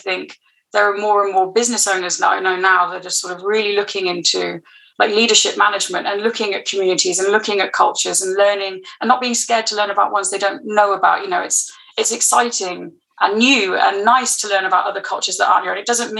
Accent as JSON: {"language": "English", "region": "England", "country": "United Kingdom", "lives_now": "London, United Kingdom", "said": "as an English person"}